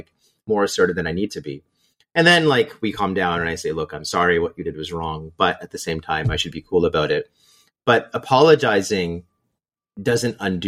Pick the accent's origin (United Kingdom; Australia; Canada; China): Canada; moved away as an adult; also born or lived in Waterloo; now in Seattle, United States; I'm still Canadian. I still have a network. Canada's still home.